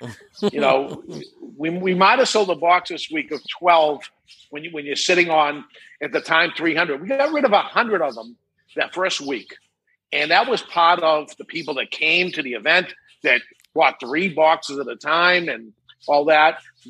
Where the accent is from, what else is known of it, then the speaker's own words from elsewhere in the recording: Massachusetts, United States; because I came from Massachusetts before in a different state and moved up here.